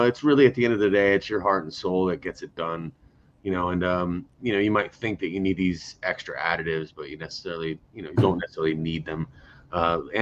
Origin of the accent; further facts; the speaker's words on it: United States; as an American